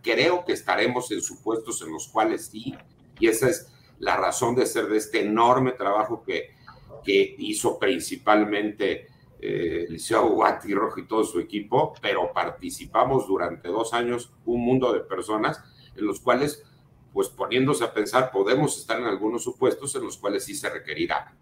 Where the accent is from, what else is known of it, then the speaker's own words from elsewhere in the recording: Mexico City, Mexico; soy de la Ciudad de México